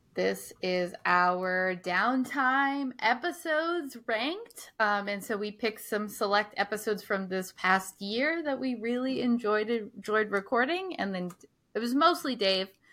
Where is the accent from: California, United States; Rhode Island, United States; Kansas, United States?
Rhode Island, United States; Scituate; growing up in Situate